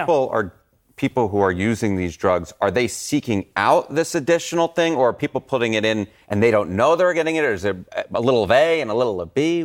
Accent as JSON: {"language": "English", "region": "New York", "country": "United States", "accent": "thick New York", "said": "I have this thick New York accent"}